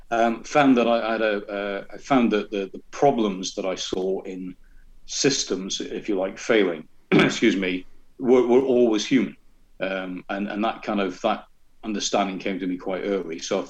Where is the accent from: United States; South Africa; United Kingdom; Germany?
United Kingdom; North East England; accent: Scottish burr; also born or lived in Glasgow, Scotland; I am a Scottish-Italian Geordie. So I was born in Glasgow, which is where the burr comes from. But I left when I was 8, I think, and came down to England.